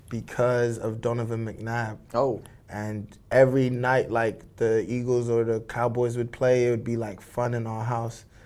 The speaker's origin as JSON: {"language": "English", "country": "United Kingdom", "said": "I'm British, obviously, by birth, and this is where I lived, but um, I grew up on Nigerian values, you know."}